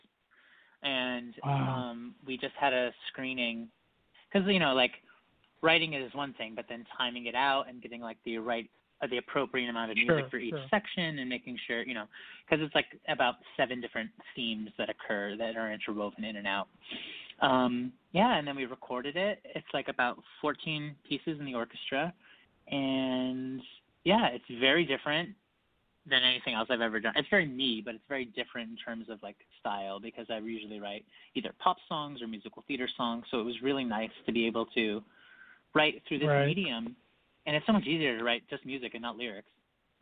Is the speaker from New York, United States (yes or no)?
yes; Utica, New York, United States; Utica, New York is where I'm from